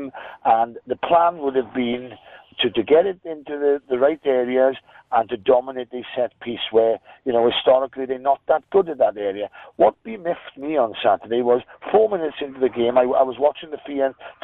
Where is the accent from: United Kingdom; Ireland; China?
United Kingdom; Wales; as a Welshman